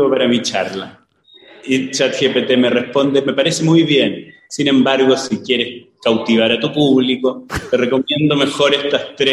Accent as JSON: {"language": "Spanish", "country": "Chile", "said": "soy el chileno"}